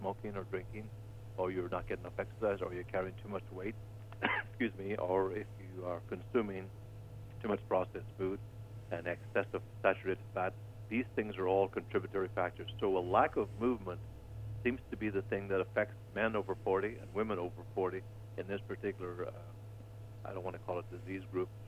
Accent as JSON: {"language": "English", "country": "Ireland", "moved": "yes", "said": "I'm from Ireland."}